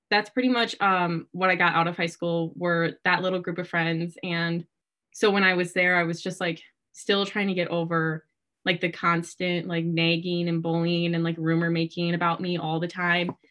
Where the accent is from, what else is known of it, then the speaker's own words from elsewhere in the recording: Yorkville, Wisconsin, United States; I am from Yorkville, which is a super, obviously a super small town in literally the middle of nowhere in Wisconsin. And I just grew up in that community